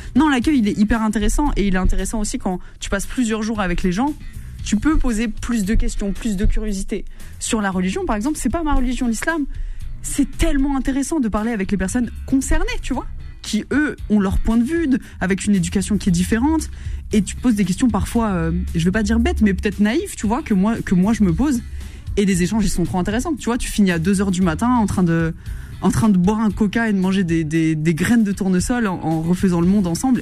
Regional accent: Verdun, Grand Est, France; moved away; je suis originaire de Lorraine plus précisément de Meuse. J'ai grandi à Verdun

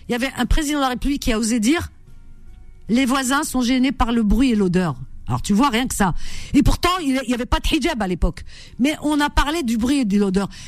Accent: France; moi je sais que je suis française.

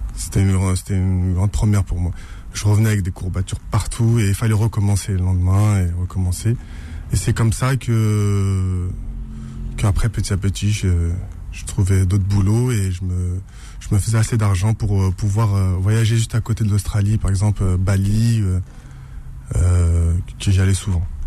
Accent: Saint-Ouen, Île-de-France, France; J'ai grandi à Saint-Ouen.

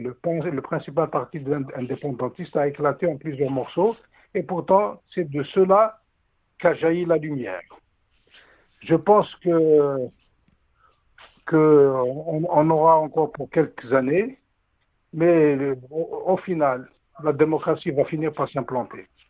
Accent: Algeria; en tant qu'Algérien

